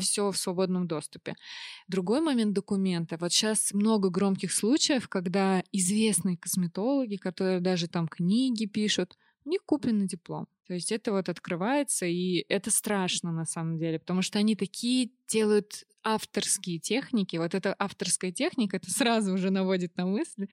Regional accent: Orenburg, Orenburg Oblast, Russia; now in Moscow, Russia; Я родилась в Оренбурге

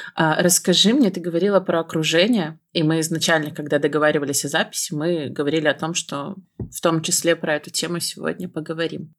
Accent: Belarus; я из Беларуси

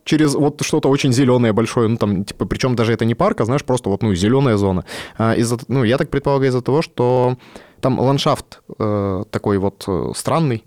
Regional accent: Yekaterinburg, Sverdlovsk Oblast, Russia; also born or lived in Omsk; Я э, родился в Омске, почти всю жизнь прожил в Екатеринбурге.

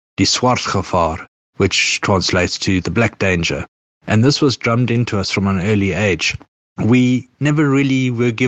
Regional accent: Johannesburg, Gauteng, South Africa; white South African, born and raised in Johannesburg, South Africa

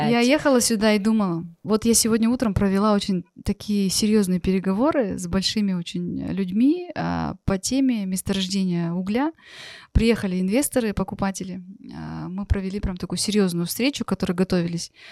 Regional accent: Russia; born there; Я родилась в России, и очень много мы переезжали.

